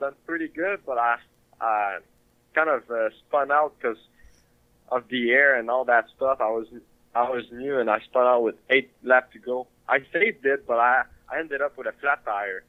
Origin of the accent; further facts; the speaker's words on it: Quebec, Canada; now in United States; Growing up in Quebec, it was big. Hockey was huge there. And I played hockey growing up